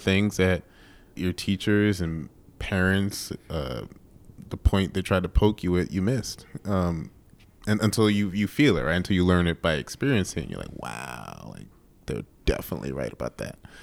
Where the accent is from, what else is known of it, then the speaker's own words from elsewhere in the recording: New York, United States; now in Chicago, United States; I grew up in New York